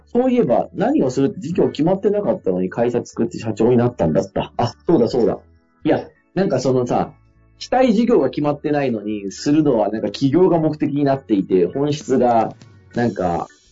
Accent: Fukui, Japan; 地元の福井でやってる会社も

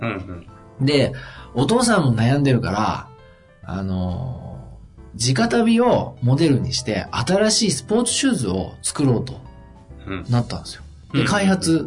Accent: Tohoku, Japan; 僕はあの東北人なんでアクセントが苦手だな。

